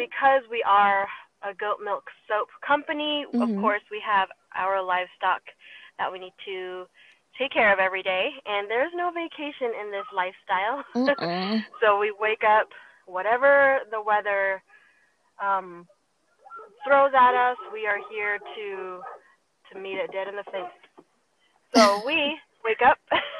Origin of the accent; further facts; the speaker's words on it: Taiwan; born there; also born or lived in Thailand / Singapore / Perth, Australia / Switzerland; So I was born in Taiwan, so I've lived in Taiwan, Thailand, Singapore, Australia, and Switzerland, and now here.